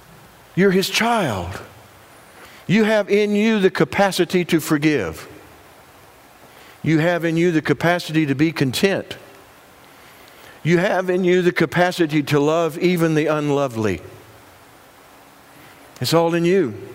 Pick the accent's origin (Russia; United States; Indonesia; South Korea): United States; Union; moved away; my hometown of Union